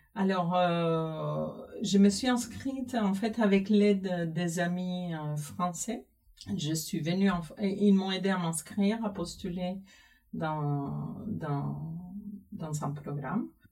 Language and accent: French; Cuba; moved away as an adult; now in France; j'ai grandi à Cuba, j'ai fait euh, tous toutes mes études à Cuba